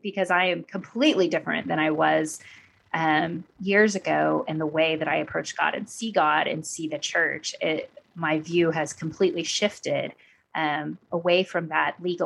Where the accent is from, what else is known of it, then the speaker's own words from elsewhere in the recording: Oklahoma, United States; moved away as an adult; also born or lived in Southern California; now in Texas, United States; I actually grew up in Oklahoma